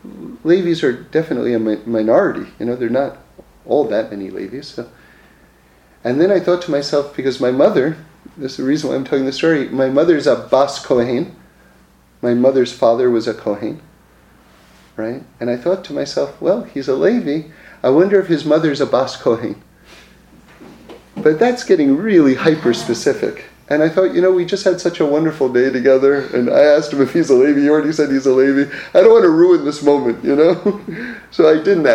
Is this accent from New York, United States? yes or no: yes; New York City, New York, United States; born or raised there